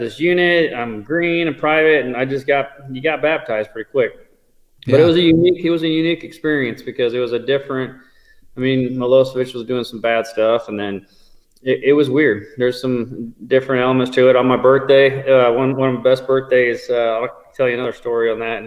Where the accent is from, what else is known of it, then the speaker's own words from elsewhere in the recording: Kansas City, Missouri, United States; I grew up here in Kansas City, near Parkville, Missouri